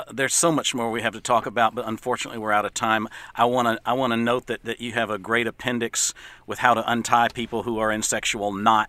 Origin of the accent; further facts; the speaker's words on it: Texas, United States; we're from Texas